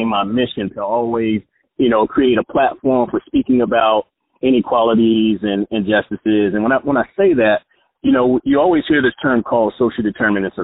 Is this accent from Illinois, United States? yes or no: no; Jacksonville, Florida, United States; the hood that I grew up in Jacksonville was called Caravan Projects